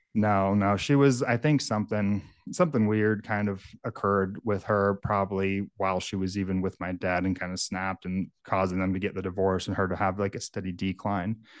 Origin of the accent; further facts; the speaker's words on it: Northern California, United States; now in Michigan, United States; I grew up in, in a area of Northern California. It's very rural, very remote.